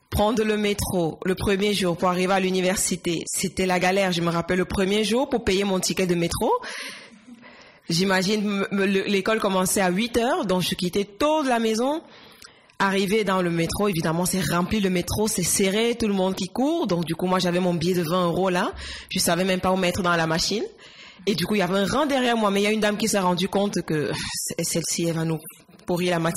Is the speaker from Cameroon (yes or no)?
yes; Yaoundé, Centre, Cameroon; moved away as an adult; now in Barcelona, Spain; Je suis née à Yaoundé